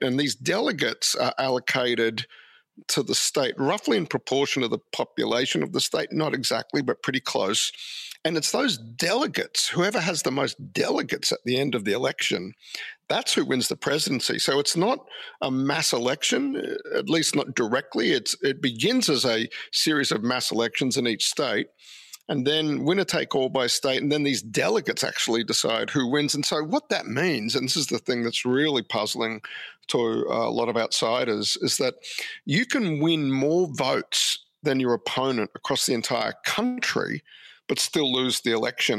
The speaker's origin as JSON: {"language": "English", "town": "Brisbane", "region": "Queensland", "country": "Australia", "tie": "born or raised there", "also_born_or_lived": "United States", "moved": "as an adult", "lives_now": "Sydney, Australia", "said": "I grew up a politics nerd in Queensland a long time ago"}